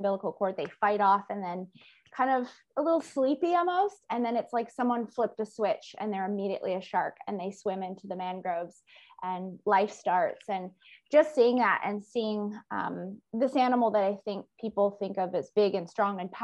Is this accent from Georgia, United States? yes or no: no; Maine, United States; I grew up in Maine in the US